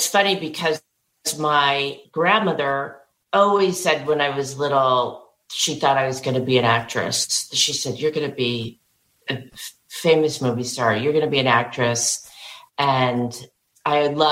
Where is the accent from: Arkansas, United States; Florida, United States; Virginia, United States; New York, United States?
New York, United States; New York City; I grew up in Manhattan